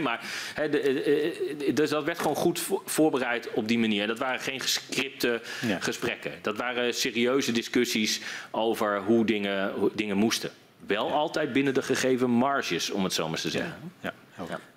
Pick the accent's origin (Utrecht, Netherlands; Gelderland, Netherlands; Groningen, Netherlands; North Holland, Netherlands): Groningen, Netherlands; in de provincie waar ik vandaan kom